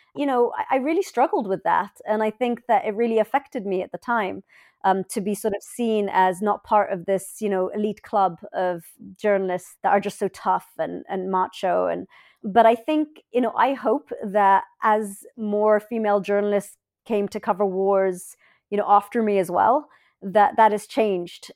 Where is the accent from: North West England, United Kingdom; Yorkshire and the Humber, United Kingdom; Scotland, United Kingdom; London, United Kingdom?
London, United Kingdom; moved away as an adult; I was born in London. My parents are Egyptian, and I lived in this really beautiful house